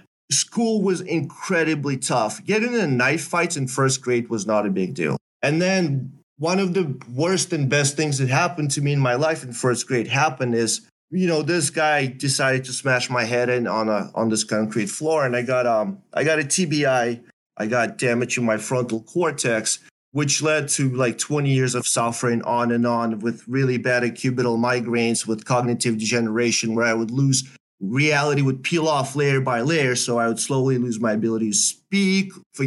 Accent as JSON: {"language": "English", "country": "Belarus", "tie": "born or raised there", "second_language": "English", "said": "So I'm growing up in Belarus. I'm partly my mother's side is in Belarus."}